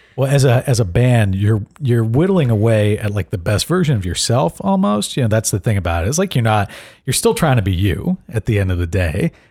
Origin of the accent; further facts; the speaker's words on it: Miami, Florida, United States; growing up in Miami